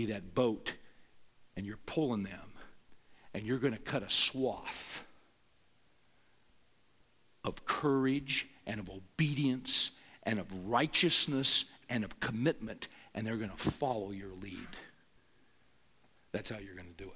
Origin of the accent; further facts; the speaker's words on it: Bakersfield, California, United States; I grew up in the San Joaquin Valley of California, Bakersfield